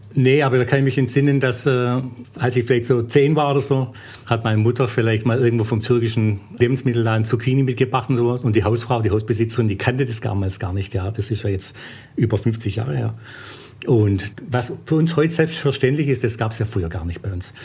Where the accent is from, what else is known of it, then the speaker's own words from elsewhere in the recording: Stuttgart, Baden-Württemberg, Germany; also born or lived in Korb; ich bin eigentlich eher Schwabe wie Grieche. Also ich bin ja in Stuttgart geboren